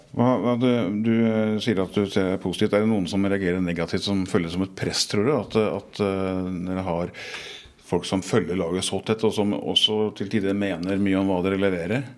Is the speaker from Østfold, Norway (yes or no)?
yes; Moss, Østfold, Norway; jeg er mossing fra gammelt av